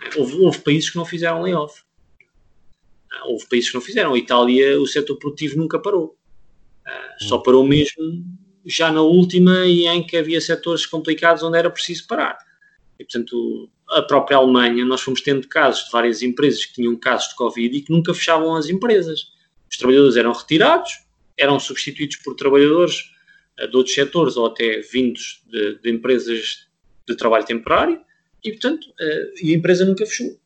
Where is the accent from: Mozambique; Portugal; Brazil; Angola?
Portugal; eu era português